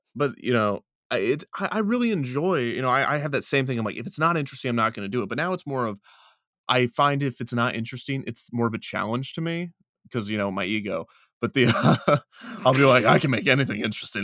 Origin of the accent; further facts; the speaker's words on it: Kansas City, United States; it's in Kansas City, it's my, it's my hometown amusement park when I was growing up